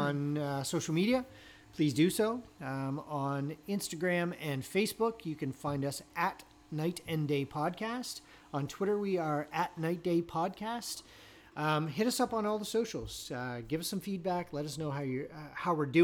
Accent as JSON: {"language": "English", "town": "Halifax", "region": "Nova Scotia", "country": "Canada", "said": "we're from Halifax"}